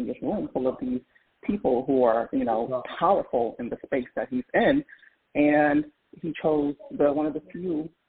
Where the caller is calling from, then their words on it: Philadelphia, Pennsylvania, United States; Good morning. … I'm calling from Philadelphia.